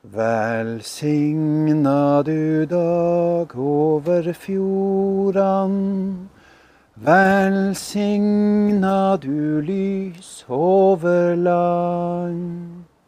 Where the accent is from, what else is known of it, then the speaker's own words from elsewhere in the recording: Skjervøy, Troms, Norway; Jeg er hjemme på Skjervøy